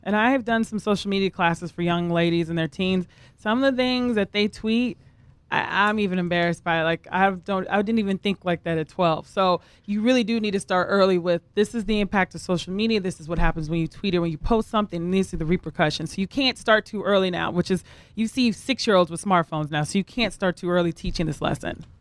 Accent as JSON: {"language": "English", "region": "the South", "country": "United States", "said": "I'm from the South as well"}